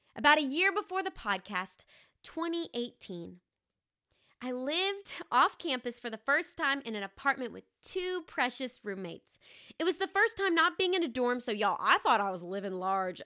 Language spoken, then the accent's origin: English; Arkansas, United States; I'm actually from Arkansas. And I grew up in the same house, this little red brick house with a white picket fence, for the very first eighteen years of my life